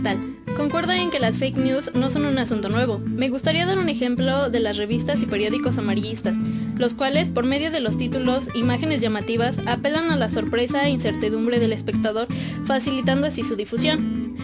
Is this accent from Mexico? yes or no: yes; Mexico; en una sociedad como la mexicana no podemos negar que debido a la desinformación en general o incluso a las costumbres que tenemos arraigadas, somos aún más propensos